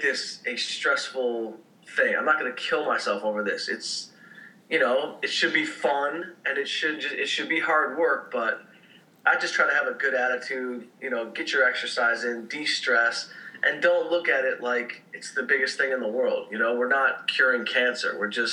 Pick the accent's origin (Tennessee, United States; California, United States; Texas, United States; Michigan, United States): Michigan, United States; Detroit; I grew up in Detroit